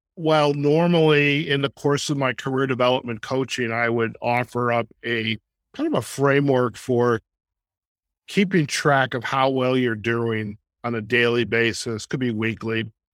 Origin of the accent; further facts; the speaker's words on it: Detroit suburbs, Michigan, United States; moved away; also born or lived in Chicago; growing up in the Detroit suburbs